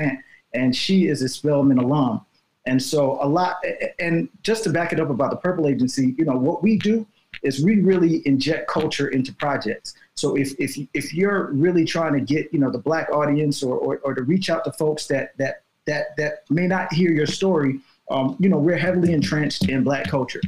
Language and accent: English; Chicago, Illinois, United States; moved away as an adult; also born or lived in Evanston, Illinois; now in Los Angeles, United States; I'm from Chicago, born and raised in Chicago